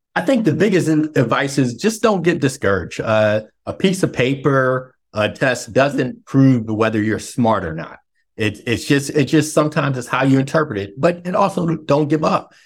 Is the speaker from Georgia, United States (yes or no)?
no; Philadelphia, Pennsylvania, United States; now in DMV area, United States; we're both originally from Philly